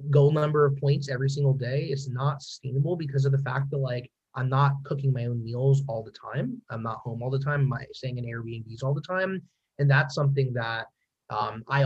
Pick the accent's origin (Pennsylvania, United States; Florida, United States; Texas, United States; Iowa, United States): Pennsylvania, United States; I'm from Pennsylvania